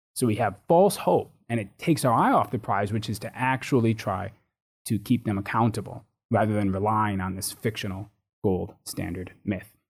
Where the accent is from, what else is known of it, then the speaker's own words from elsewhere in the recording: United States; moved away as an adult; now in United Kingdom; having grown up in the U.S.